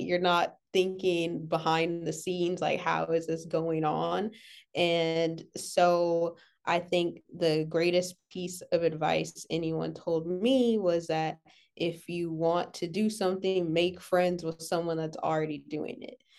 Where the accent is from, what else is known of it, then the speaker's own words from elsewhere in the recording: Los Angeles, California, United States; I'm from L